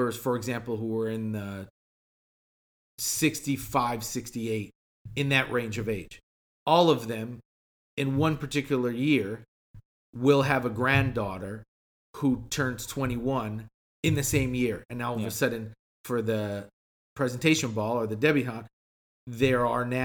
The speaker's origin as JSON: {"language": "English", "country": "Chile", "moved": "yes", "said": "I'm from Chile"}